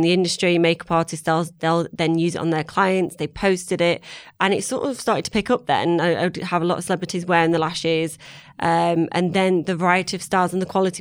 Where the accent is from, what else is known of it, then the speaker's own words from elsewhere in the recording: Manchester, North West England, United Kingdom; moved away as an adult; now in London, United Kingdom; I'm from Manchester. I met my husband who was in London, moved down to London